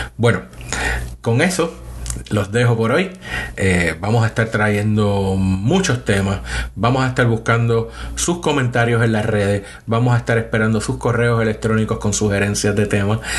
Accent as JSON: {"language": "Spanish", "town": "San Juan", "country": "Puerto Rico", "tie": "born or raised there", "also_born_or_lived": "Boston, United States / Michigan, United States", "moved": "as an adult", "lives_now": "Huntsville, United States", "said": "soy nacido y criado en Puerto Rico. Eh, me crié en una zona del área metropolitana de Puerto Rico de San Juan, en Río Piedras"}